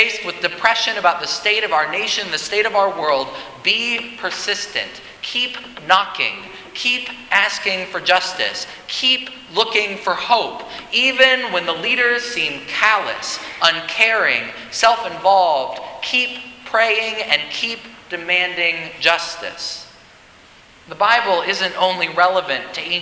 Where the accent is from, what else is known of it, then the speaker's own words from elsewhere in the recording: United States; As an American